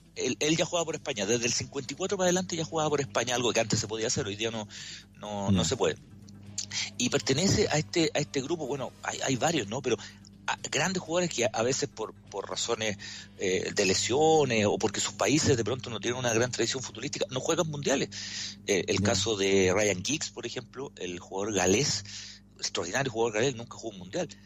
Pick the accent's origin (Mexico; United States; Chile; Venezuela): Chile; como, chile, como chileno